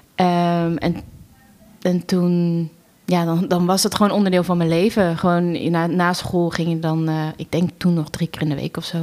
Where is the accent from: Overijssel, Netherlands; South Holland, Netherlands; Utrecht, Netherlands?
South Holland, Netherlands; Wateringen; opgegroeid in Wateringen, een dorpje naast